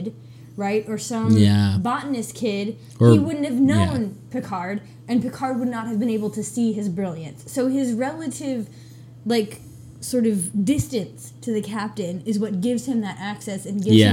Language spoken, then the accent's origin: English; United States; as American